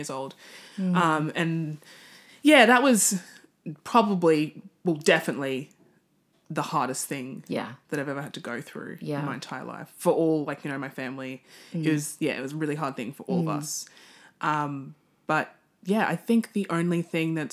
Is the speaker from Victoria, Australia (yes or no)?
no; Cairns, Queensland, Australia; now in Brisbane, Australia; I was born in Cairns. I've got three sisters. I have a Nigerian background. But I spent my whole life here in Queensland, moved to Brisbane after high school